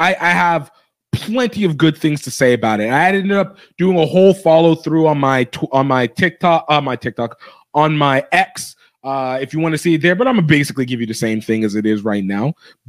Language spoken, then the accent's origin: English; United States; as an American who does not watch the Six Nations